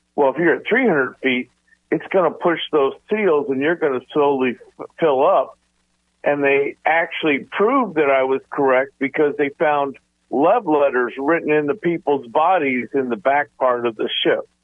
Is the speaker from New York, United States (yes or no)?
no; Groton, Connecticut, United States; I grew up in Groton, Connecticut